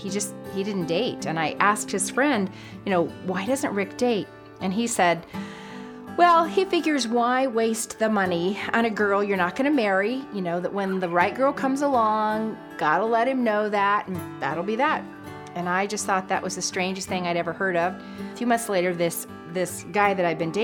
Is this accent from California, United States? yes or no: yes; San Diego, California, United States; also born or lived in Texas; I was born in San Diego, California.